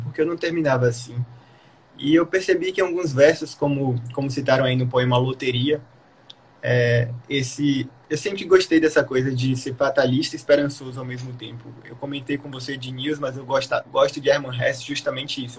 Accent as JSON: {"language": "Portuguese", "region": "Bahia", "country": "Brazil", "said": "eu sou baiano, né, nordestino"}